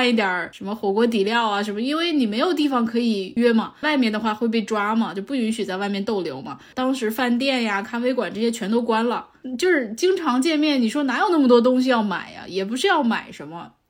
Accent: Changchun, Jilin, China; now in Beijing, China; 我是长春人嘛。

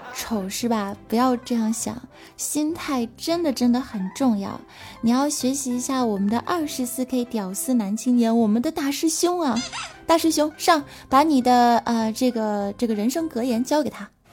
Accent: China; 我们中国人啊，讲究一个经久银时

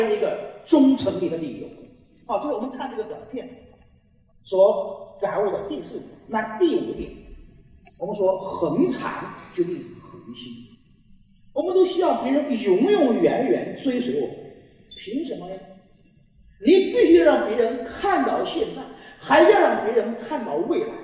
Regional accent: China; 我们中国人

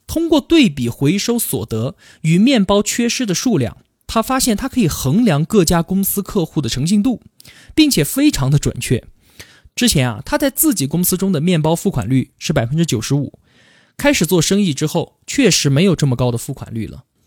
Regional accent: Yunnan, China; 我们云南最有名的地方就是大理，还有丽江

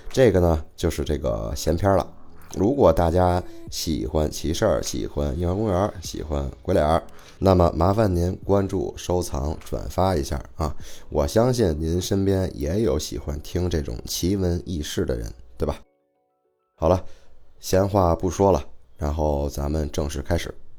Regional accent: Beijing, China; 我是北京的啊，不管是生活还是工作都在北京

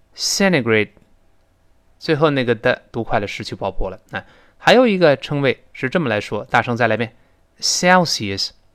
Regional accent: China; 我们中国人

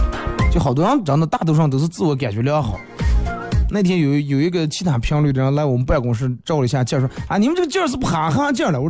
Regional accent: Northeast China, China; 带我一个朋友回我们老家，老家在东北

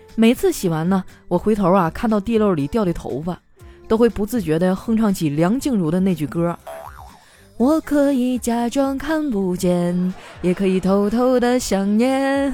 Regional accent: China; 我们中国人只信生肖

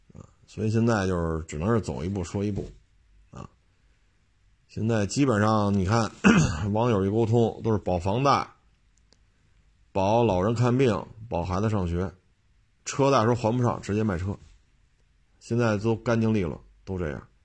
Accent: Beijing, China; 我在生在北京，长在北京，这么多年了

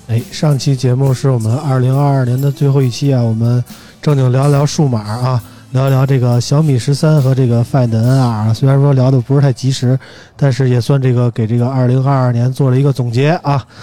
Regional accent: Beijing, China; 身为一个北京人，我今年都，呃，理论上今年快四十一岁了

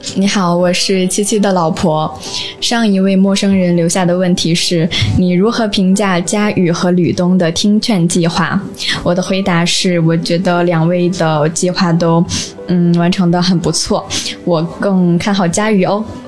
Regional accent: Wuhu, Anhui, China; 我来自安徽芜湖，现在是一名研究生，在西郊利物浦大学上学

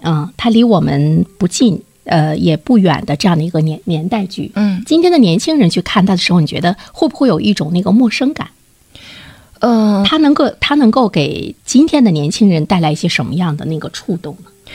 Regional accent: Dalian, Liaoning, China; 我们大连人都非常熟悉

